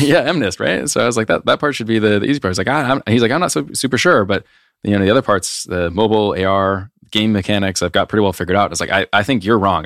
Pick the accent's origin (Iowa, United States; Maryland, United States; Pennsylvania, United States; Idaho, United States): Iowa, United States; moved away as an adult; growing up in Iowa, it's like everyone you know is from Iowa